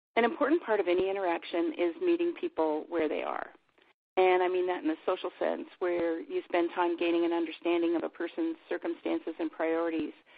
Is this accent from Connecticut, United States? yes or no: no; Montana, United States; Where I grew up in Montana